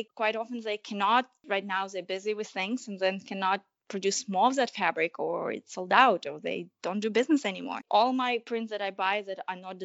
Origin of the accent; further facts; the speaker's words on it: Ukraine; moved away; growing up in Ukraine